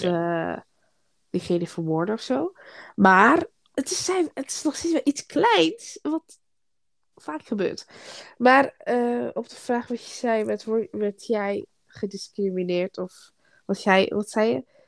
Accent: Groningen, Netherlands; Ik kom uit Groningen

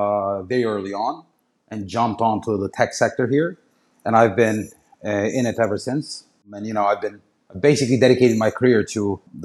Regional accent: Istanbul, Turkey; moved away as an adult; also born or lived in Chicago, United States / London, United Kingdom; So I was born and raised in Istanbul. My father is like a small merchant.

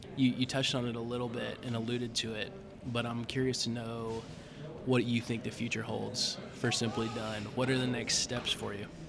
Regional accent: Duluth, Georgia, United States; I grew up in Duluth

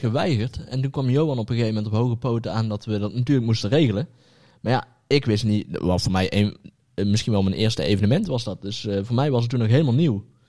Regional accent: Netherlands; Als Nederlanders.

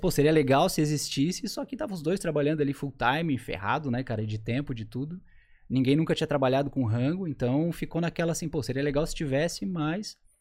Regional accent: Florianópolis, Santa Catarina, Brazil; also born or lived in Curitiba; morei a minha vida inteira aqui em Floripa, sou apaixonado por essa terra aqui

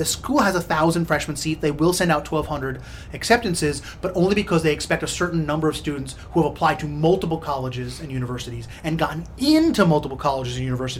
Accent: New Jersey, United States; So I went to a state school in my home state of New Jersey for a year

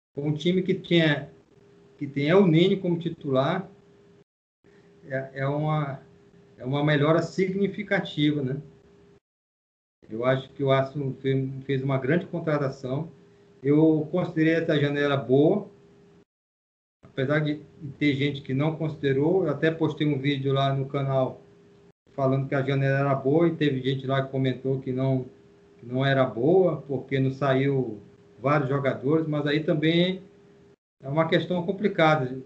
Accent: São Luís, Maranhão, Brazil; eu nasci em São Luís, né? Eu sou maranhense. Nasci em São Luís. E comecei a torcer lá assistindo os jogos no estádio

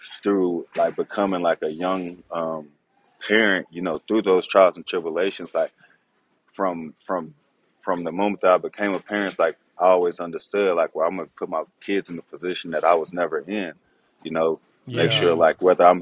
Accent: Houston, Texas, United States; also born or lived in Pasadena, Texas; I was born in Houston, but mom moved us

